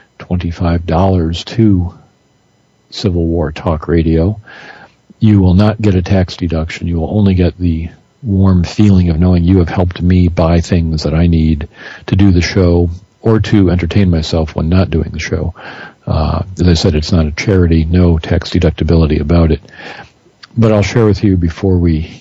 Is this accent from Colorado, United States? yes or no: no; Michigan, United States; moved away as an adult; also born or lived in Indiana; now in Greenville, United States; the kind of day I grew up with in Michigan, here in North Carolina